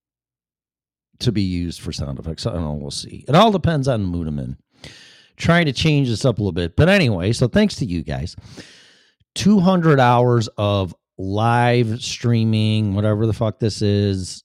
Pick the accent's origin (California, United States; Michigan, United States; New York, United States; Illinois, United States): Illinois, United States; Chicago; accent: Chicago; moved away; also born or lived in Florida / Colorado; I still have my Chicago accent.